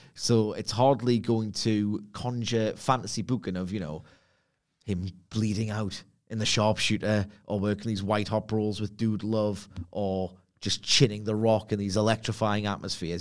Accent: Gateshead, North East England, United Kingdom; now in Hebburn, United Kingdom; I'm not from Texas. I'm from Lowfell Gateshead, and I currently reside in Hepburn.

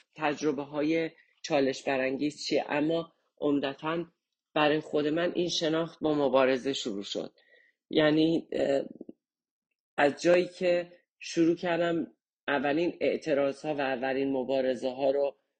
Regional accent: Kermanshah, Kermanshah Province, Iran; moved away as an adult; also born or lived in Tehran; now in Canada; زمان جنگ تهران ما کرماشا زندگی میکنیم و کرماشا یک سال آخر جنگ

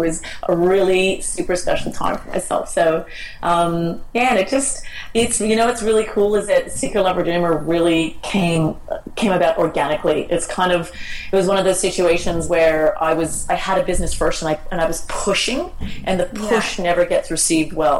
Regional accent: Canada; moved away as an adult; now in Australia; I'm Canadian, and I've been living in Australia for 20 years

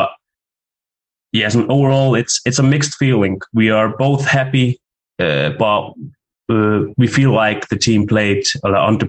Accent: Iceland; moved away as an adult; now in Denmark; As you said, I'm from Iceland, but I'm currently living in Denmark, where I'm studying sport management.

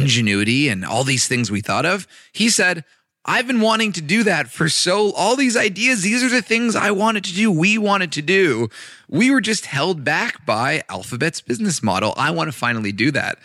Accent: Los Angeles, California, United States; I grew up in Los Angeles

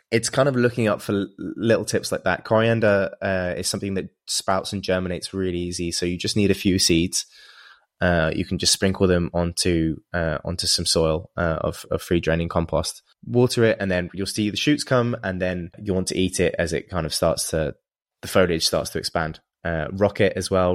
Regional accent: England, United Kingdom; moved away; in England where, where I'm from

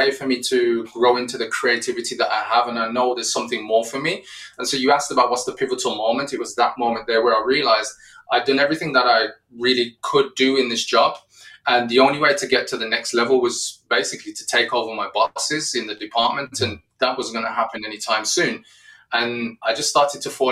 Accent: Wolverhampton, West Midlands, United Kingdom; my hometown of Wolverhampton in the UK

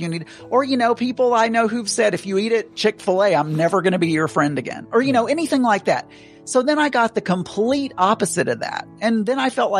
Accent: South Arkansas, United States; I grew up in South Arkansas.

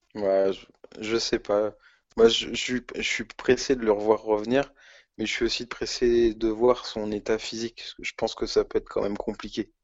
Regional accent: France; En tant que Français chauvin

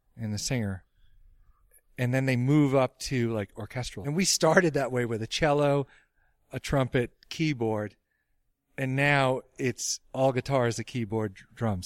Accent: Dedham, Massachusetts, United States; my hometown of Dedham, Mass.

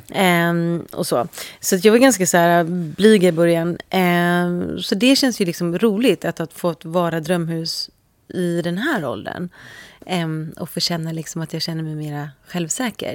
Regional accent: Sweden; moved away as an adult; also born or lived in London; Jag är så svensk

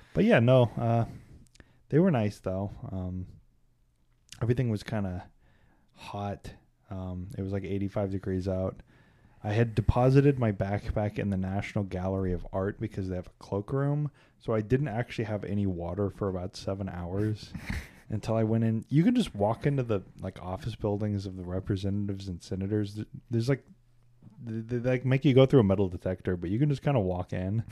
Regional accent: Kansas City, United States; I'm from Kansas City

